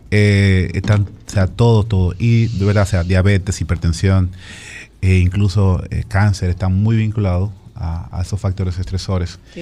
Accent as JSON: {"language": "Spanish", "town": "Sosúa", "region": "Puerto Plata", "country": "Dominican Republic", "moved": "yes", "said": "yo soy de Sosúa, Puerto y hablo con mi mamá siempre"}